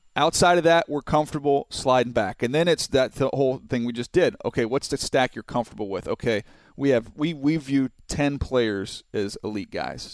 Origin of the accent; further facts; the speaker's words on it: San Diego, California, United States; I grew up down in San Diego, so I know the area well